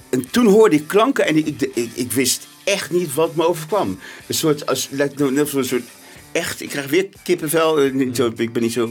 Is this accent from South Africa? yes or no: yes; South Africa; born there; also born or lived in Netherlands / Germany; ik ben in Zuid-Afrika geboren, heel kort. Eh, toen in Nederland verhuisd, toen in Duitsland. Toen was ik ongeveer zes. Toen ben ik, zijn we teruggegaan naar Zuid-Afrika.